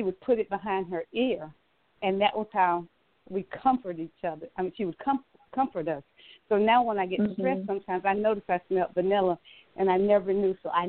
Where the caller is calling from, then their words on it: Atlanta, Georgia, United States; I'm calling from Atlanta, Georgia.